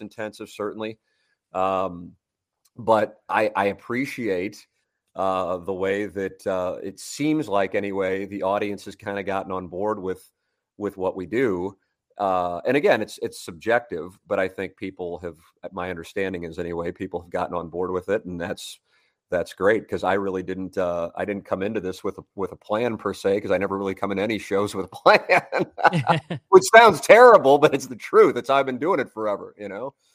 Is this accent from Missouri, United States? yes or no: yes; St. Louis, Missouri, United States; I got the job in Saint Louis as an anchor and reporter, and it's my hometown